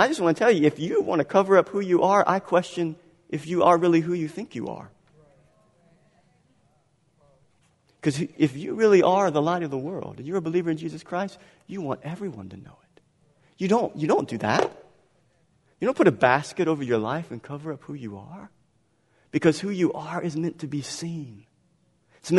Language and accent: English; Galliano, Louisiana, United States; I was born in Galliano.